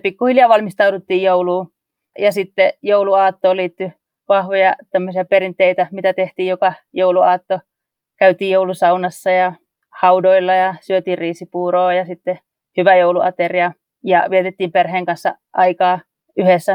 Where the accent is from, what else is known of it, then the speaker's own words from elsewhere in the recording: North Karelia, Finland; moved away as an adult; now in Papua New Guinea; kun mä oon Pohjois-Karjalasta kotoisin